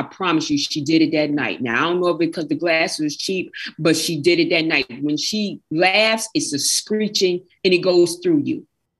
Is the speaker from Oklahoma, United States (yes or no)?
no; New Jersey, United States; I'm from Jersey, but I'm only 30 minutes from New York. Okay. Like that GWB, George Washington Bridge. Mm-hmm. I'm only like not even 30 minutes.